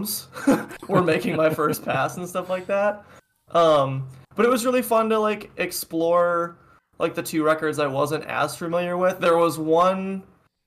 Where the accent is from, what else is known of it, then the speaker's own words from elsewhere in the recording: Minnesota, United States; I'm from Minnesota